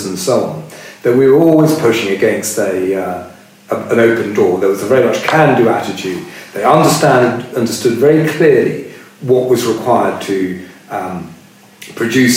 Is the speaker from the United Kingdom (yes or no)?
yes; United Kingdom; being a Brit